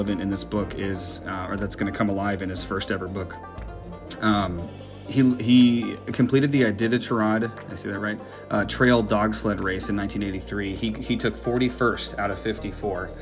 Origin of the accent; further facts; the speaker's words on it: Minneapolis, Minnesota, United States; I am originally from Minneapolis.